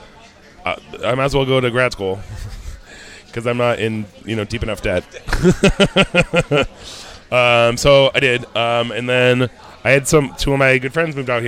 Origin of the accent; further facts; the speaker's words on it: Western Massachusetts, United States; moved away as an adult; also born or lived in Argentina / England / Milan, Italy; I grew up in Western Mass.